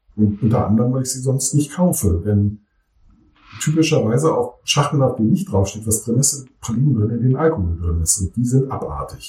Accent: Germany; accent: German accent (in English/French); dass ich einen deutschen Akzent habe

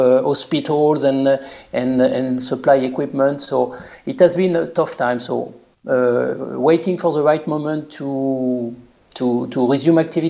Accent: Le Mans, Pays de la Loire, France; accent: French; English is a second language; moved away as an adult; now in North America; I was born in Le Mans. My family is living in Le Mans and close to Le Mans

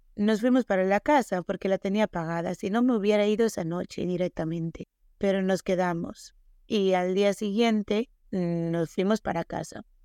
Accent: Galicia, Spain; Sí, somos gallegas, estamos acostumbradas al agua de aquí

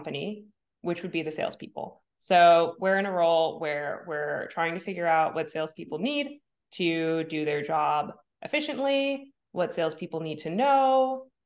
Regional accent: New Jersey, United States; also born or lived in Bay Area, California / New York; now in Los Angeles, United States; I'm from New Jersey

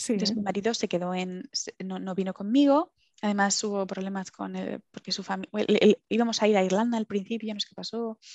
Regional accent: Villanueva de la Cañada, Community of Madrid, Spain; moved away as an adult; also born or lived in London; now in Aberdeen, United Kingdom; yo soy de Madrid, de Madrid, pero me, he criado en Villanueva de la Cañada prácticamente, que es, bueno, es un pueblito de las afueras de Madrid

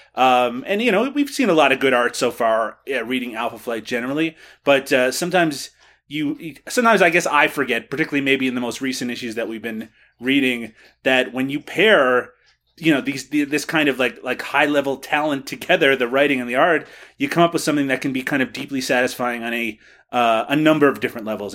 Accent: Kelligrews, Newfoundland and Labrador, Canada; my hometown, Kelligrews, Newfoundland

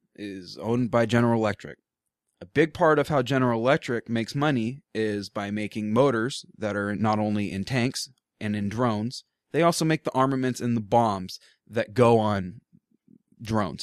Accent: Portland, United States; I grew up in Portland

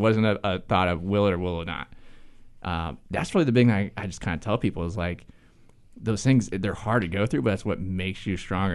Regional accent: Ohio, United States; moved away as an adult; now in Charlotte, United States; I'm from Ohio

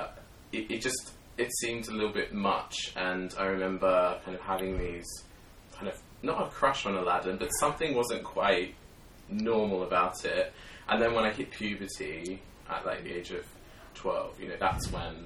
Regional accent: Sydney, New South Wales, Australia; I grew up in Sydney, Australia

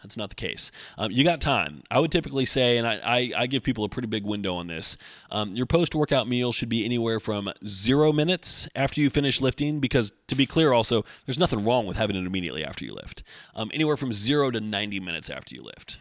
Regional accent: Oregon, United States; also born or lived in Beaverton, Oregon; I'm born and raised in Oregon, but I always lived, you know, mid valley area

